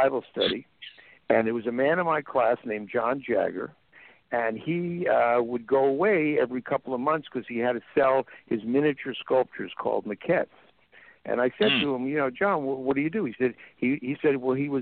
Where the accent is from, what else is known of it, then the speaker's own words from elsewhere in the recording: New York City, New York, United States; also born or lived in San Fernando Valley, California; now in Paso Robles, United States; I'm from New York City